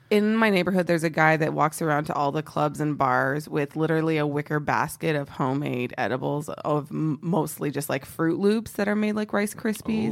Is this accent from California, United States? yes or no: no; Texas, United States; I mentioned before I'm from Texas. Um, I'm very patriotic about being from Texas.